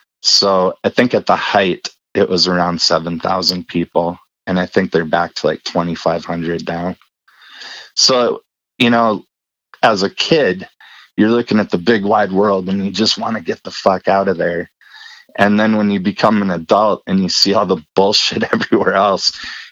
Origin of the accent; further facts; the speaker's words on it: Colstrip, Montana, United States; moved away; also born or lived in Rosemount, Minnesota / Germany; we moved out to Coal Strip, Montana. It's small coal mining town.